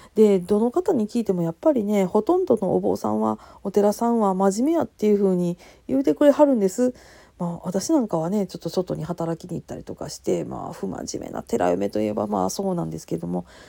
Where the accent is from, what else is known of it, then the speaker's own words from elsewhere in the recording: Kansai, Japan; accent: Kansai-ben; 関西弁でなんやかんやしゃべり散らかす